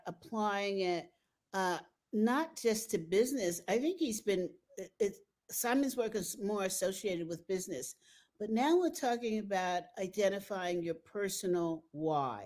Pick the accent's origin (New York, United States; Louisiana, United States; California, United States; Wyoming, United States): New York, United States; now in Colorado, United States; I'm a New Yorker